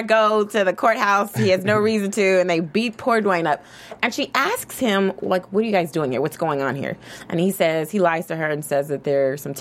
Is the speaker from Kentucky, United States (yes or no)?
yes; Kentucky, United States; I'm from Kentucky